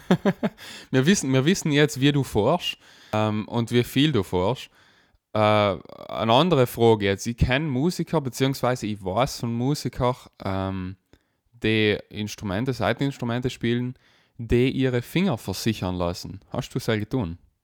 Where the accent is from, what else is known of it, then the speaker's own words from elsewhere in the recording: South Tyrol, Trentino-Alto Adige, Italy; bei uns in Südtirol